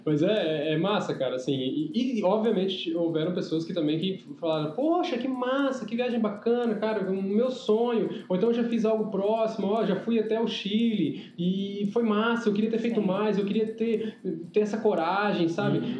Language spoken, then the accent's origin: Portuguese; São José do Rio Preto, São Paulo, Brazil; born or raised there; also born or lived in Penápolis